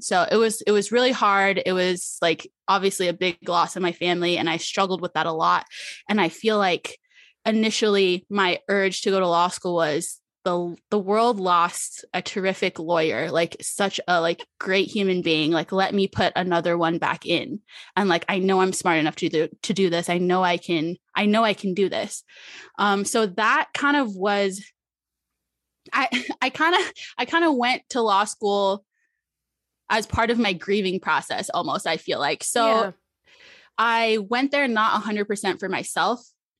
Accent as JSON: {"language": "English", "region": "Arizona", "country": "United States", "tie": "born or raised there", "said": "Yes, my whole family born and raised in Arizona."}